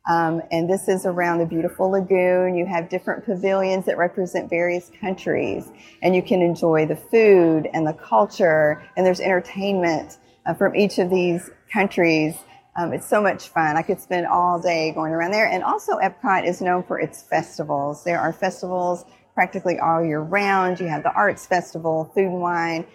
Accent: Kentucky, United States; also born or lived in Florida; I divide my time between my home state of Kentucky and the Sunshine State, Florida

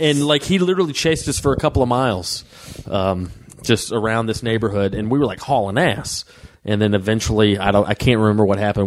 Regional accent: Waleska, Georgia, United States; now in Los Angeles, United States; it was rural area, North Georgia, yeah. uh, way up in Waleska, Georgia.

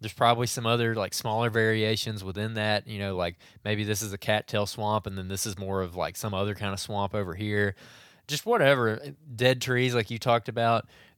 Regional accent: Alabama, United States; I'm from Central West Alabama, and I plan on heading up to Illinois in November and have a few questions.

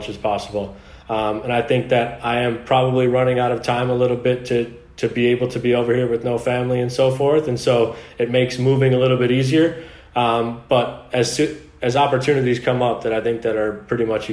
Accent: United States; moved away as an adult; being an American

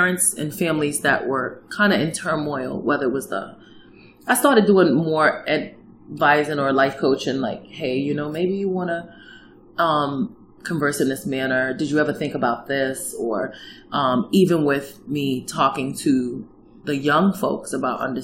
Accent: New York City, New York, United States; moved away as an adult; now in Fairbanks area, Alaska, United States; Manhattan, New York. I was born and raised here

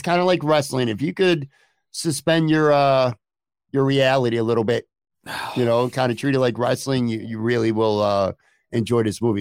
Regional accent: Buffalo, New York, United States; also born or lived in Lackawanna / Orchard Park / Florida; now in West Seneca, United States; I grew up on the West Side

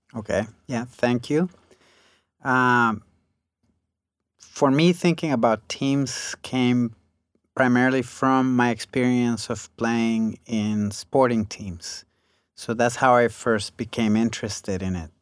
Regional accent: Costa Rica; moved away as an adult; also born or lived in United States; while I was growing up in Costa Rica

